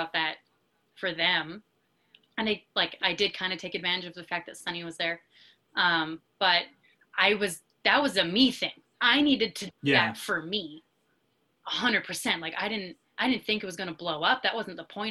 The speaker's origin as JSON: {"language": "English", "town": "Calgary", "region": "Alberta", "country": "Canada", "said": "We're from Calgary."}